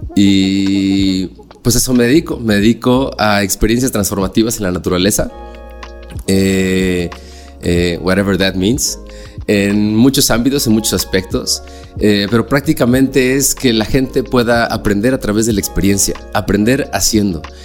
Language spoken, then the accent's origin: Spanish; Mexico City, Mexico; moved away as an adult; also born or lived in Cholula, Puebla; me salí de la Ciudad de México, terminé la prepa y vámonos, me fui a Cholula